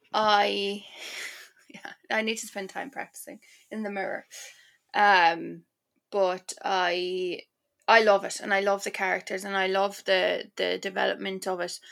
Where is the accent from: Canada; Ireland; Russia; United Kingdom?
Ireland; moved away; also born or lived in Milan, Italy; I feel like as an Irish person